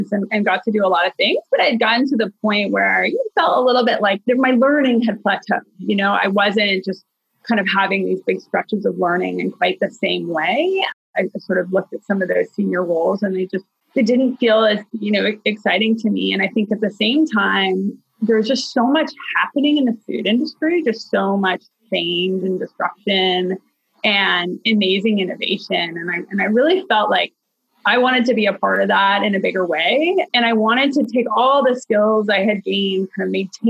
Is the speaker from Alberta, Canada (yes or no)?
no; Toronto, Ontario, Canada; moved away as an adult; also born or lived in Boston; now in Chicago, United States; I grew up in Toronto